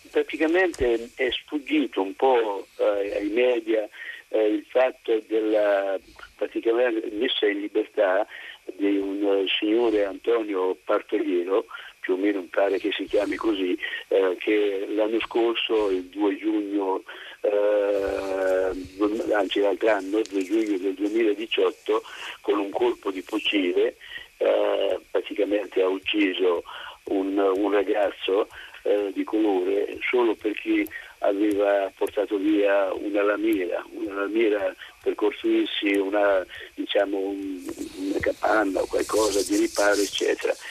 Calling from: Senigallia, Marche, Italy; sono da Senigallia.

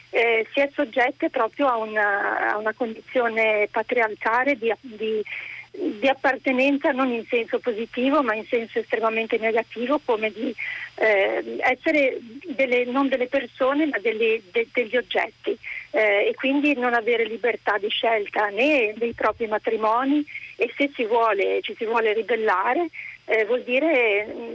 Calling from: Bergamo, Lombardy, Italy; telefono da Bergamo

